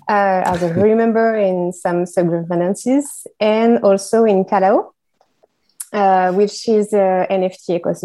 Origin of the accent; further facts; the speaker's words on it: Bordeaux, Nouvelle-Aquitaine, France; from Bordeaux in France.